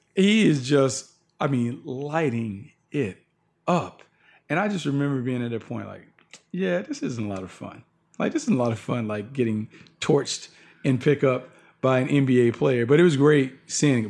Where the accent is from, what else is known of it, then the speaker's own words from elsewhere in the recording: Raleigh, North Carolina, United States; I'm from Raleigh